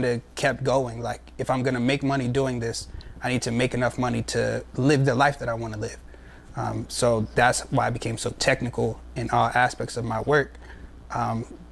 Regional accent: Pittsburgh, Pennsylvania, United States; moved away; I'm originally from Pittsburgh.

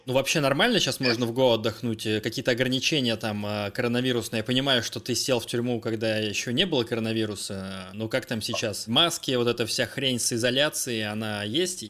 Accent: Russia; я из России

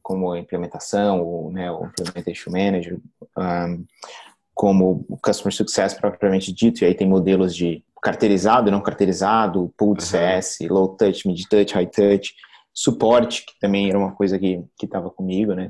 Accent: Florianópolis, Santa Catarina, Brazil; Sou manezinho da ilha, nasci em nascido e criado em Florianópolis.

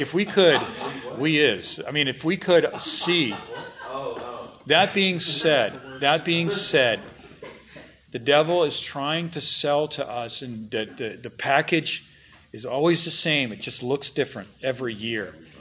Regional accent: United States; I'm an American pastor

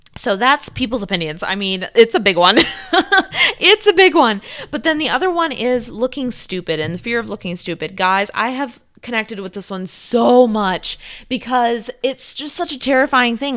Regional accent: South Korea; moved away as an adult; also born or lived in Italy; I grew up in South Korea

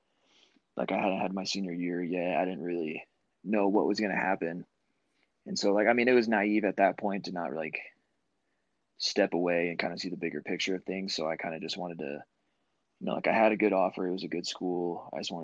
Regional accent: Tucson, Arizona, United States; growing up in Tucson, like I had the U of A growing up

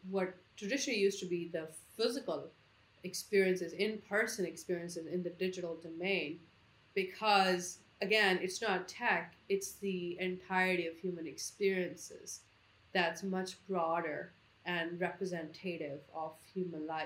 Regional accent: India; I'm born and raised in India.

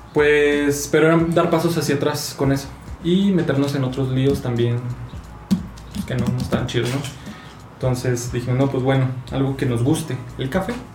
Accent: Chihuahua, Mexico; moved away as an adult; now in Mexico City, Mexico; soy de Chihuahua, tengo 25 años

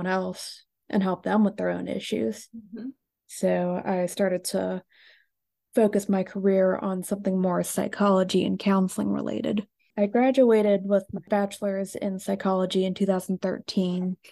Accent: Gahanna, Ohio, United States; I was born in Gahanna, Ohio, which is close to Columbus.

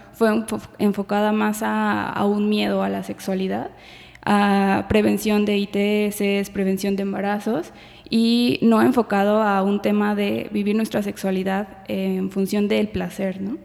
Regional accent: Guadalajara, Jalisco, Mexico; yo nací aquí en Guadalajara

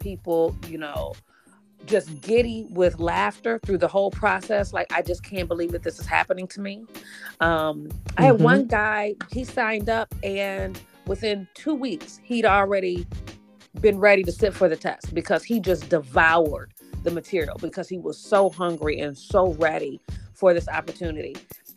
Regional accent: Pontiac, Michigan, United States; now in Detroit, United States; I'm not originally from the city. I'm from Pontiac

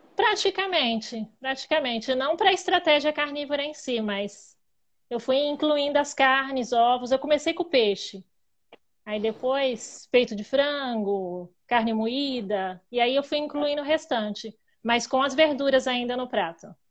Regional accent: Itapecerica da Serra, São Paulo, Brazil; sou de Tapicirica da Serra, Grande São Paulo

